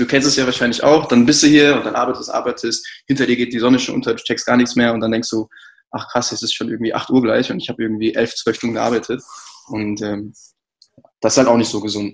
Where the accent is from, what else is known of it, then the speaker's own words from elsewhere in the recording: Kamen, North Rhine-Westphalia, Germany; now in Berlin, Germany; ich bin eigentlich aus Nordrhein-Westfalen und zwar aus der Stadt Kamen